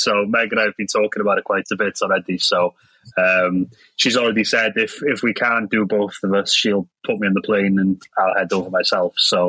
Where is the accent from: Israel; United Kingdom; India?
United Kingdom; Wales; first language Welsh; English is a second language; so I'll do my speech in Welsh. But half the audience don't speak it, so but I wanted to speak my mother tongue in the wedding and stuff